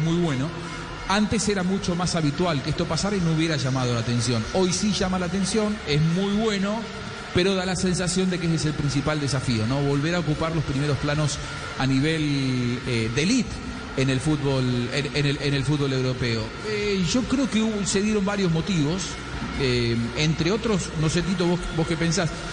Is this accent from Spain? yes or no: no; Argentina; lo digo yo como argentino